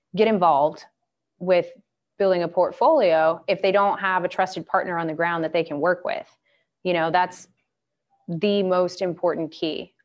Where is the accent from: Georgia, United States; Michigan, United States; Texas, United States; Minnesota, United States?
Georgia, United States; Atlanta; moved away; I grew up in Atlanta